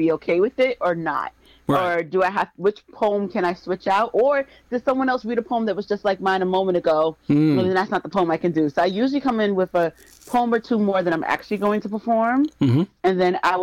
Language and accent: English; United States; I'm American